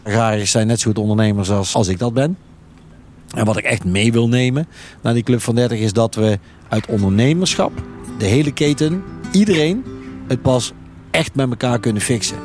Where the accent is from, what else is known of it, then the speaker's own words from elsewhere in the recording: Veghel, North Brabant, Netherlands; kom uit Veghel.